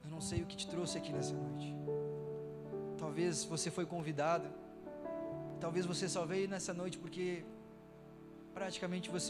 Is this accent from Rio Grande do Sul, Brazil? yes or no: yes; Rio Grande do Sul, Brazil; moved away as an adult; now in Brasília, Brazil; logo que eu tinha vindo para Brasília, eu vim lá do Rio Grande do Sul para cá